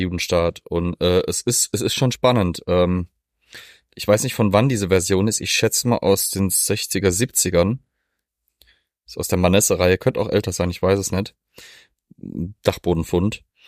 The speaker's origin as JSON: {"language": "German", "country": "Germany", "said": "als Deutsche"}